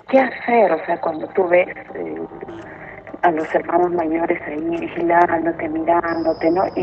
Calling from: Breña, Lima, Peru; De Breña.

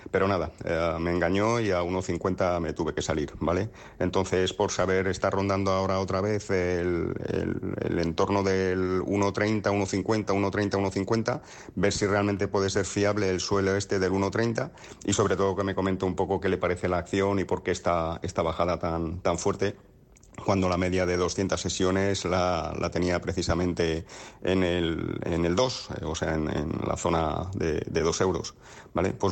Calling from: Madrid, Community of Madrid, Spain; Hola, buenos días. Eh, mira, soy … de Madrid.

